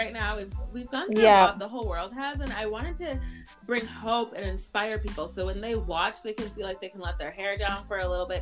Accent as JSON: {"language": "English", "country": "United States", "tie": "born or raised there", "also_born_or_lived": "Haiti", "lives_now": "Minneapolis, United States", "said": "I've grown up in the church ever since I came to America from Haiti as a baby."}